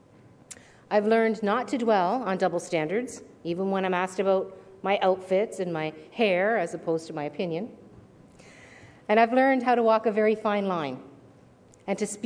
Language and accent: English; Hamilton, Ontario, Canada; I come from Steel Town